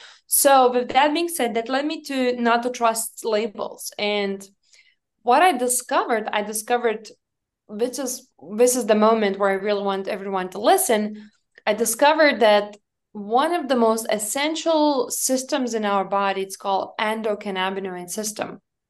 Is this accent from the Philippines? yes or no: no; Lithuania; English is a second language; now in United States; I told them I'm from Lithuania, and they assumed I live in Lithuania.